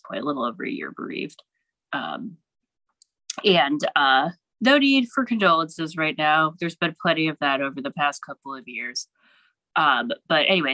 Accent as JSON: {"language": "English", "town": "Pittsburgh", "region": "Pennsylvania", "country": "United States", "tie": "born or raised there", "moved": "yes", "lives_now": "Ohio, United States", "said": "my hometown when I was back here doing a show last summer"}